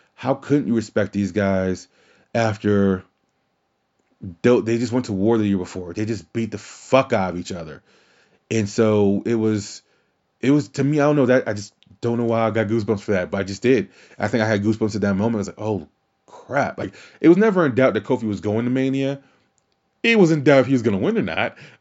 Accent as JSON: {"language": "English", "region": "Louisiana", "country": "United States", "tie": "born or raised there", "said": "my home state that they were going in Louisiana"}